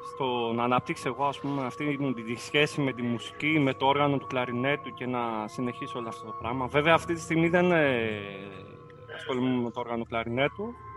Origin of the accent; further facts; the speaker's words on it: Kavala, Eastern Macedonia and Thrace, Greece; moved away as an adult; also born or lived in Corfu; Εγώ γεννήθηκα στην Καβάλα, στην πόλη της Καβάλα